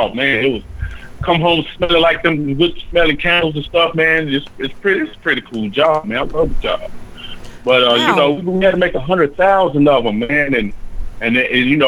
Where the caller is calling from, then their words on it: Nashville, Tennessee, United States; I'm calling from the Music City, Nashville, Tennessee